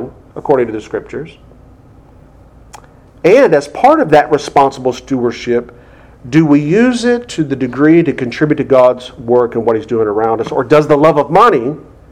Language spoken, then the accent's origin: English; United States; us as American Christians